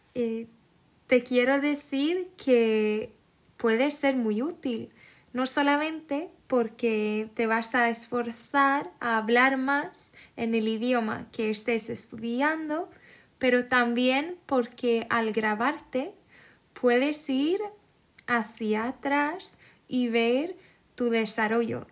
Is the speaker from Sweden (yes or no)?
yes; Sweden; Spanish is a second language; also born or lived in Netherlands (ancestry); no soy española ni latina, em, soy sueca.